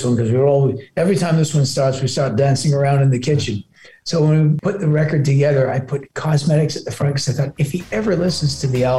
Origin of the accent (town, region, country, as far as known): Toronto, Ontario, Canada; born or raised there; also born or lived in Glasgow, Scotland